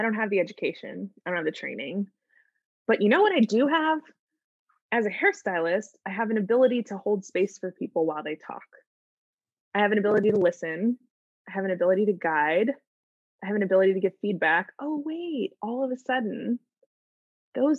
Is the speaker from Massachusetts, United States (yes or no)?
no; St. Louis, Missouri, United States; moved away as an adult; now in Los Angeles, United States; I grew up in St. Louis, Missouri. I moved to Los Angeles when I was 18